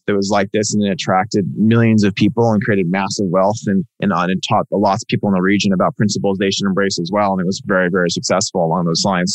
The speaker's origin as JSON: {"language": "English", "area": "Silicon Valley", "region": "California", "country": "United States", "tie": "born or raised there", "said": "where I grew up in Silicon Valley"}